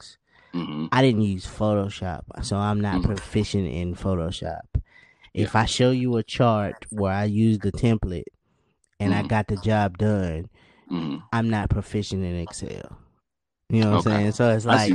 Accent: Winston-Salem, North Carolina, United States

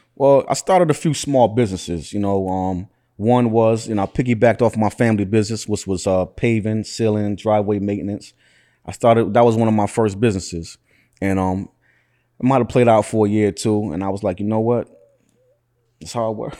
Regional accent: Syracuse, New York, United States; I was born and raised in Syracuse

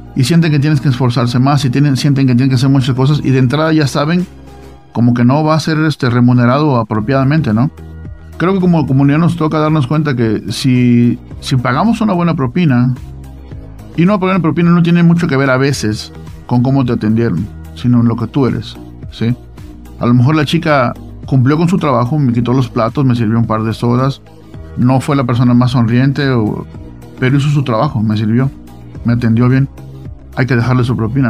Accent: Veracruz, Mexico; now in Utah, United States; yo soy de Veracruz

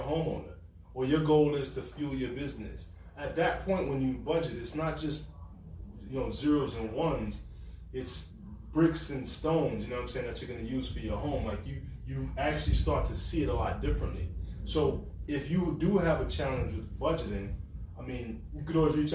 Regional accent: New York, United States; I'm from New York.

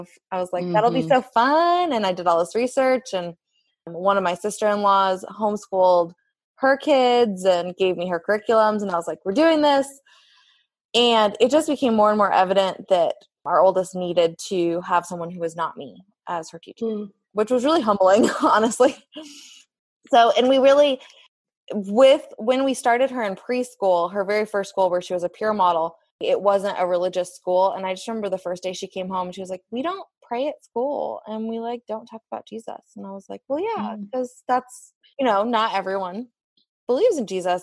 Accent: Kansas City, United States; we're born and raised here in Kansas City

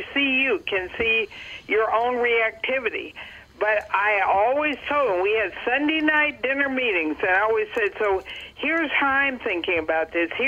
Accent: Dallas, Texas, United States; Well, now I'm on the West Coast, but I grew up in Texas in the Panhandle in Dallas.

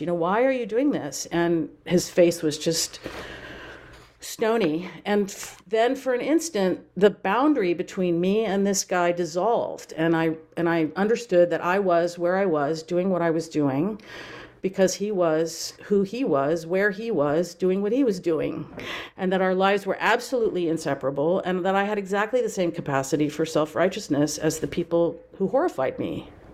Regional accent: Napa Valley, California, United States; born or raised there; moved away as an adult; also born or lived in Durham, North Carolina / Baltimore, Maryland

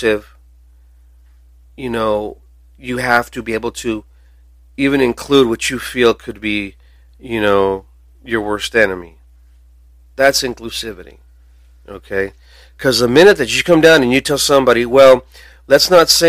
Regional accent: United States; we should here in America

